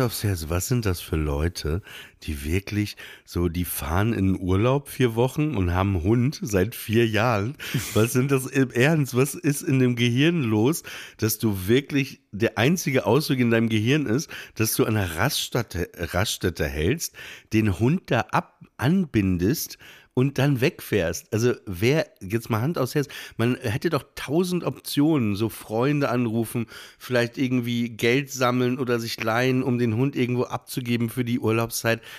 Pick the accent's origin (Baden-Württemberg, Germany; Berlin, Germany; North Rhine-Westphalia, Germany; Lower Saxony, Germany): Lower Saxony, Germany; Papenburg; ich bin in Papenburg im Emsland aufgewachsen